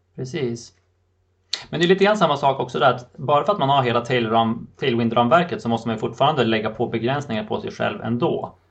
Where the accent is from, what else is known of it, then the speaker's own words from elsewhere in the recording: Sweden; moved away; i fjällen i min hemby där jag är uppvuxen